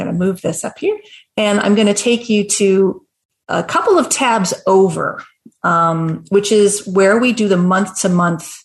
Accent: Canada; I'm Canadian

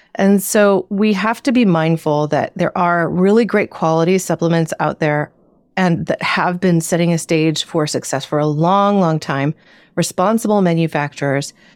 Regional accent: Southern Oregon, United States; now in Northern California, United States; I grew up in Southern Oregon and what is known as the Pacific Northwest

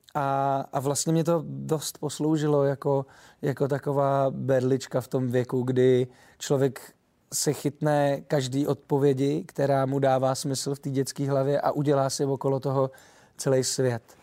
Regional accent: Czechia; accent: short vowels (krátký zobák); now in Prague, Czech Republic; já jsem Čech

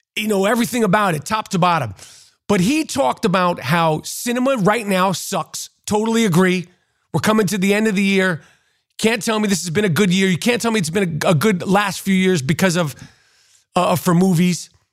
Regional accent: New York City, New York, United States; Growing up in New York City, seventies, eighties, and nineties

